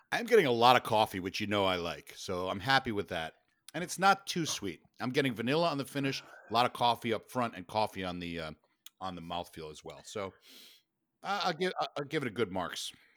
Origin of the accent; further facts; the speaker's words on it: New York, United States; Being a New Yorker